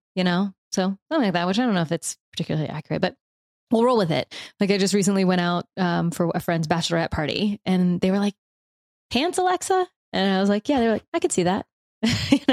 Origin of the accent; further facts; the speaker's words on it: the South, United States; I'm from the South, so I give myself and other people from the South permission for y'all